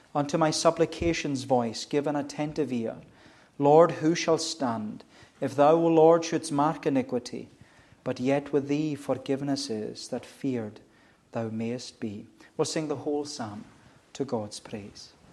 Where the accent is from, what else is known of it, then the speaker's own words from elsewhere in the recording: United Kingdom; as Brits or as British people